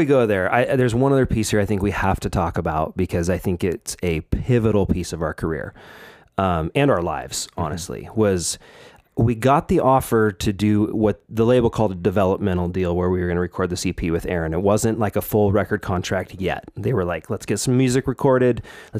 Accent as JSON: {"language": "English", "region": "Oregon", "country": "United States", "tie": "born or raised there", "said": "I grew up in Oregon as well. Right. I was in Southern Oregon, where I grew up in kind of Jacksonville, Medford area there."}